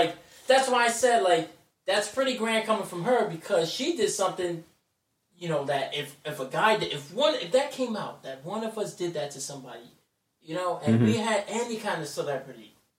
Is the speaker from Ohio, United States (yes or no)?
no; New York City, New York, United States; I'm from the Bronx